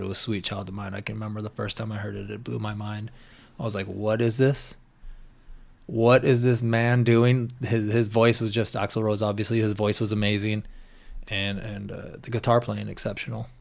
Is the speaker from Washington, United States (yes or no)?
yes; Washington, United States; me growing up in Washington State out in the middle of nowhere